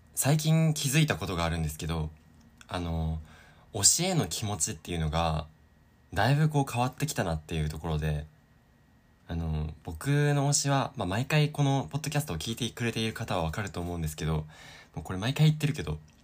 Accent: Sapporo, Hokkaido, Japan; moved away as an adult; now in Osaka, Japan; 僕が札幌で育ったからなんですけど

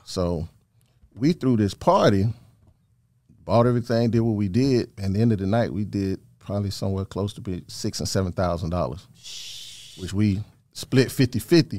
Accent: Thomaston, Georgia, United States; also born or lived in Macon, Georgia; I'm originally from Thomaston, Georgia

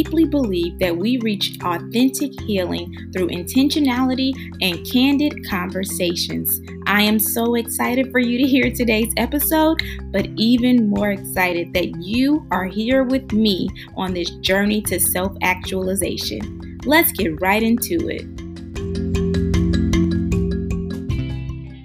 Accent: Gary, Indiana, United States; moved away; I'm from Gary, Indiana, and I'm going to rep that until I die. I'm not currently in Indiana, but Indiana is still in me

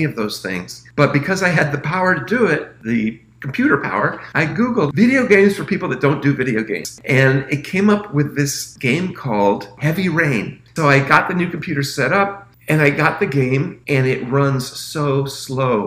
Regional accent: United States; I'm an American

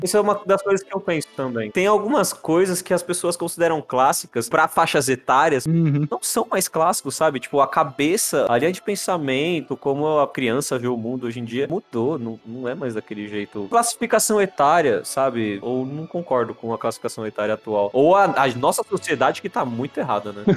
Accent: Brazil; a gente é brasileiro

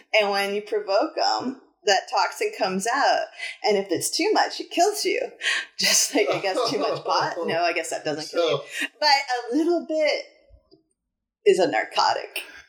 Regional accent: New Hampshire, United States; New Hampshire, my home state of awesome

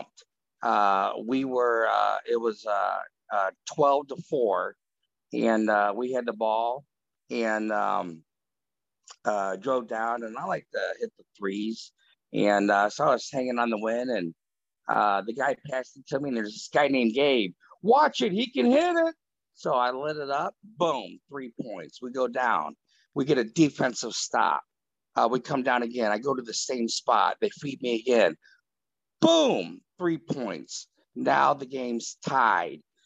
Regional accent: Ohio, United States; I grew up in Ohio

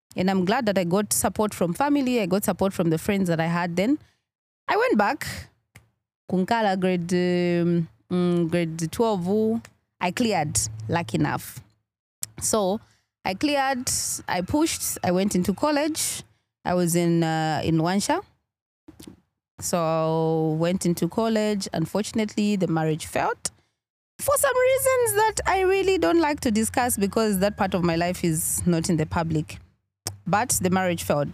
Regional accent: Kafue, Lusaka Province, Zambia; also born or lived in Chawama, Lusaka / Mkushi; growing up, I started, uh, school from Kafue

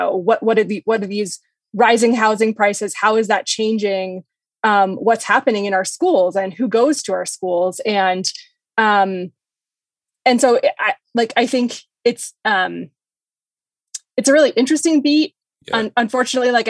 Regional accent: New Hampshire, United States; moved away as an adult; now in Denver, United States; I'm not from Colorado. I'm from New Hampshire. Okay. And after college, I took a job at my hometown newspaper.

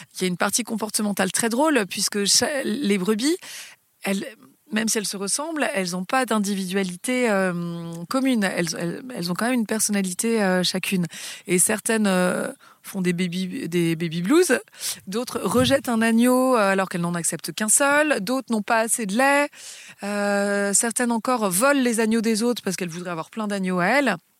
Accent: Paris, Île-de-France, France; moved away; j'ai grandi euh, dans Paris puisque je suis née euh, sur l'île de la Cité

